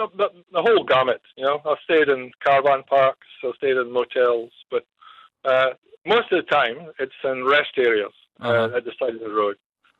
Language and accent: English; Wollongong, New South Wales, Australia; also born or lived in Narrabri; I'm actually from Wollongong, but I started in Narrabri.